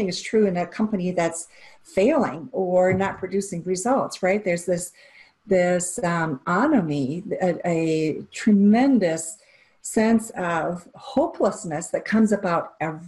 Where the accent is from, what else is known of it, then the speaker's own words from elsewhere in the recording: Japan; I grew up in Japan, and so I understand some of the nuances of working cross-culturally